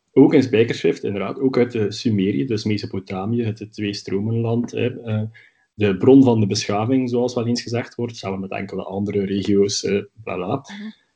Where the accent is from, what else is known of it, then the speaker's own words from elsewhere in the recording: Belgium; bij ons in Brussel